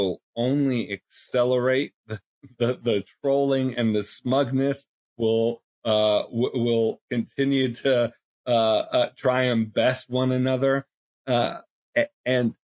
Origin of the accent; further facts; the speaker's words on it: Buffalo, New York, United States; moved away; University of Buffalo, my hometown school